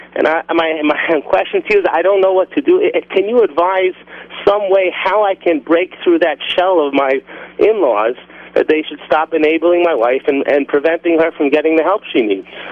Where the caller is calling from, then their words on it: Israel; I'm calling from Israel